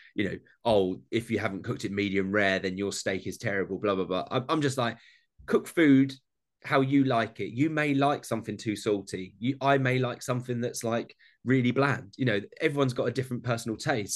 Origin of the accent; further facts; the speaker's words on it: Essex, East of England, United Kingdom; I'm from Essex, like a weird place in London, that just outside London. So my accent doesn't allow me.